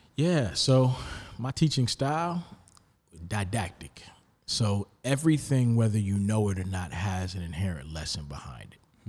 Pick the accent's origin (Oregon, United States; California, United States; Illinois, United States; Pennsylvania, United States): Illinois, United States; Rockford; moved away as an adult; now in Charlotte, United States; my hometown, like, Rockford